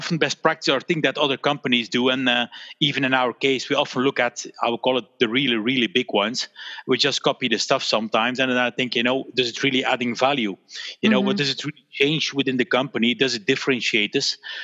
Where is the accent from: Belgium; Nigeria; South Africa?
Belgium; my parents, they had the store here in Belgium. And so I grew up in a store